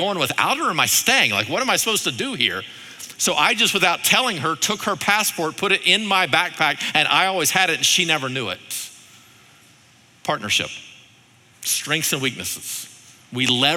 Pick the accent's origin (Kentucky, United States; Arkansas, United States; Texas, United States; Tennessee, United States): Arkansas, United States; moved away; I'm from Arkansas